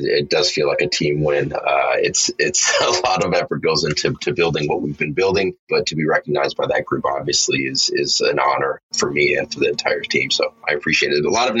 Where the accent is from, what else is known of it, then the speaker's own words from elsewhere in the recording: Minneapolis–Saint Paul, Minnesota, United States; We're three Black professionals born and raised in the Twin Cities here in Minnesota